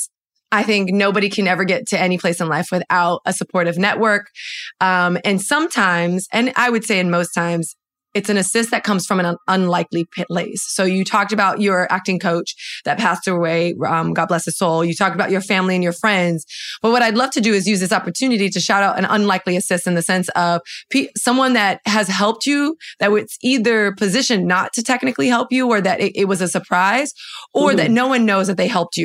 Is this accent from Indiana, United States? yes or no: no; Miami, Florida, United States; moved away as an adult; now in New York, United States; I grew up, born and raised in the county of Dade and then moved here for university